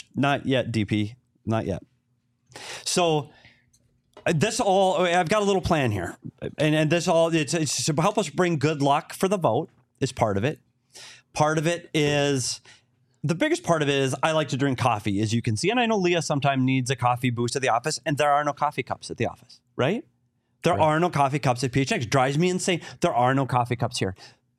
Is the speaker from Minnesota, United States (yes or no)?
yes; Minnesota, United States; now in Arizona, United States; And mine says I'm not bougie because I'm from Minnesota.